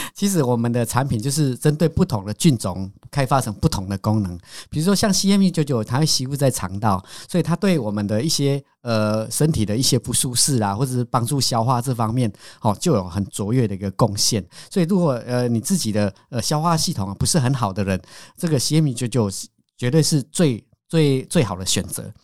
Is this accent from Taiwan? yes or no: yes; Taiwan; 我们台湾，因为我是农家子弟